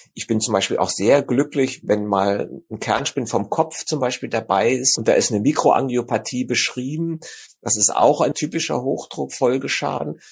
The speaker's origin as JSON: {"language": "German", "country": "Germany", "said": "bei uns in Deutschland"}